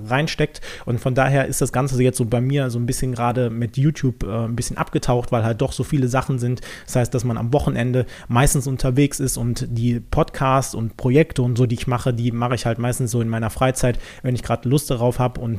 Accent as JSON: {"language": "German", "region": "North Rhine-Westphalia", "country": "Germany", "said": "ich komme jetzt nicht direkt aus Köln, sondern ein bisschen umlandmäßig unterwegs"}